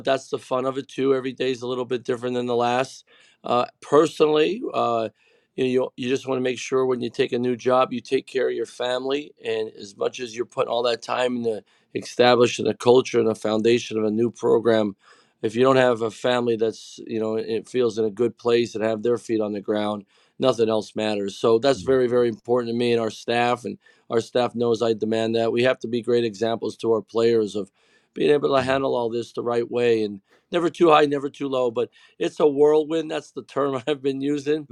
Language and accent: English; Pennsylvania, United States; my family and I grew up cheering on Penn State and all their sports.